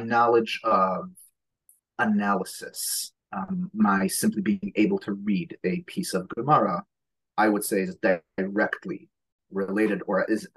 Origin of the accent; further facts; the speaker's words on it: New York City, New York, United States; first language Hebrew; English is a second language; I was born in Borough Park to an Israeli family, which somehow or other meant that I did not speak a word of English until I was about 6 and a half or 7.